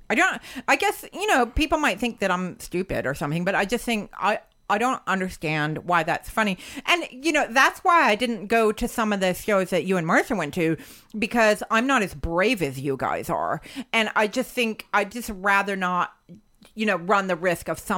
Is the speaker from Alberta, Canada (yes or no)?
yes; Lethbridge, Alberta, Canada; I'm from I'm from Lethbridge, Alberta.